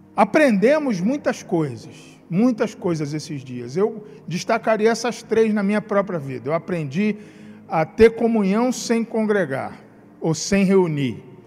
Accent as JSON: {"language": "Portuguese", "region": "Rio de Janeiro", "country": "Brazil", "moved": "yes", "lives_now": "Espírito Santo, Brazil", "said": "sou do Rio de Janeiro, como meu sotaque denuncia"}